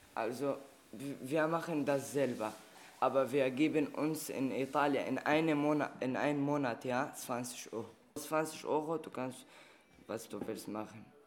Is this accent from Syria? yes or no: yes; Syria; German is a second language; also born or lived in Libya; now in Germany; bei uns in Syrien.